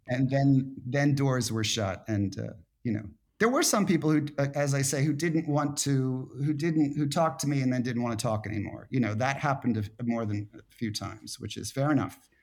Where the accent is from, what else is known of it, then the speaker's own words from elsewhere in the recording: Philadelphia, Pennsylvania, United States; moved away as an adult; Philadelphia, his hometown, my hometown